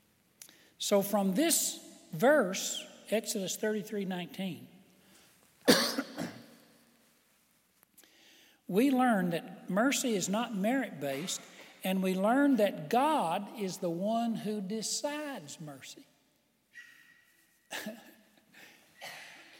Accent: United States; I was born in the United States of America

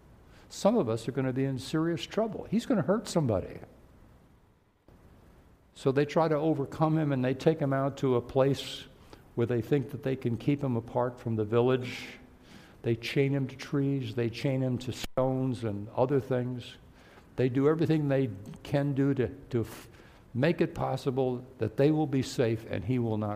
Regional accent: New York City, New York, United States; I was born in New York City, so I know the city fairly well

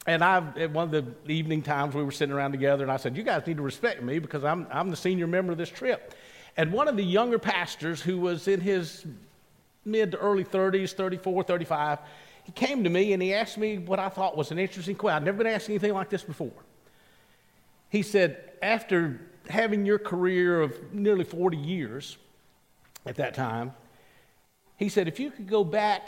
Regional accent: Columbus, Mississippi, United States; moved away; I went back home. I'm a product of the Mississippi school system. I'm from Columbus, Mississippi

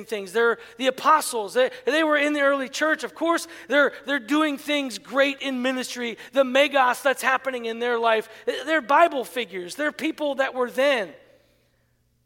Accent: United States

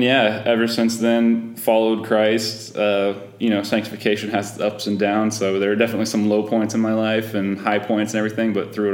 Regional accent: Georgia, United States; Yep, down south in Georgia, where always hot.

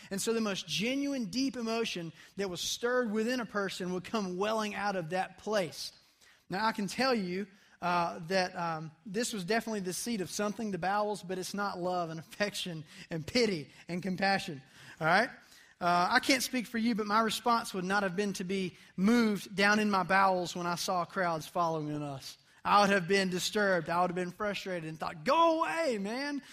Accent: United States; as an American teenager

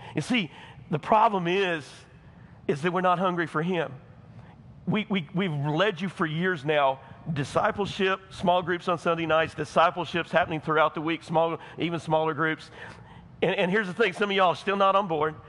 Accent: United States; I'm American

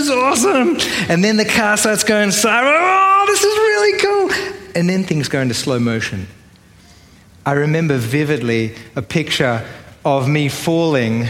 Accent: Sydney, New South Wales, Australia; accent: Australian; If you haven't yet worked out from my accent, I'm Australian. I grew up in Sydney

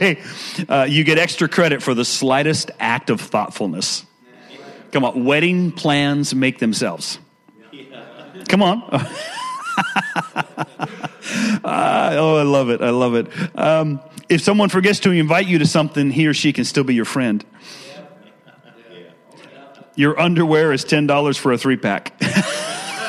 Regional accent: Washington, United States; also born or lived in Richlands, Virginia; I'm an East Coast guy that moved West Coast when I was young, and I've been out there all the rest of my life

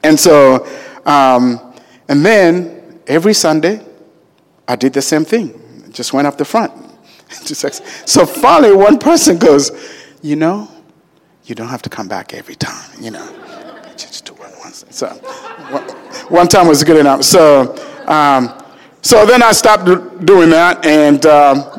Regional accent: Uganda; now in United States; I was born in Uganda, Africa, and I am the seventh of 14 children

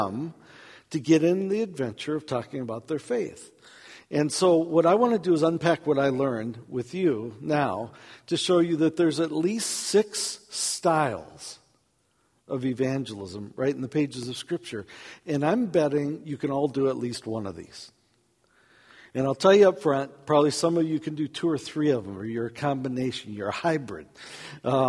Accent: United States; accent: American; I'm from America

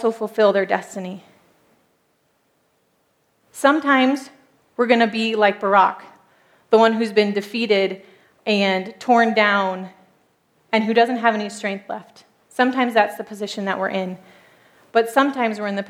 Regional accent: United States; moved away as an adult; now in Turkey; I grew up as an American

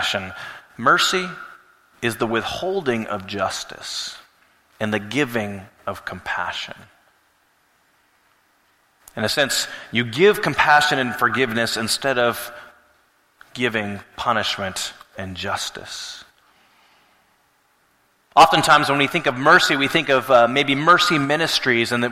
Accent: Alaska, United States; moved away; growing up in Alaska

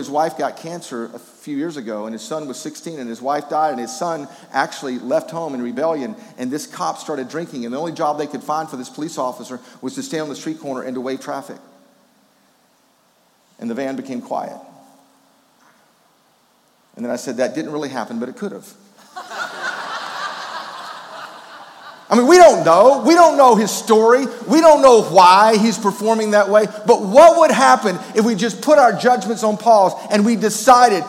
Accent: Memphis, Tennessee, United States; also born or lived in Wrightsville, Georgia; when I was a kid growing up in Memphis, Tennessee

